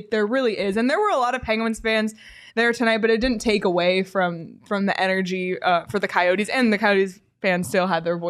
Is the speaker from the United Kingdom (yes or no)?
no; Canada; And it's cool for me too, like as a Canadian, getting to talk to Gunther and to Coach Tourigny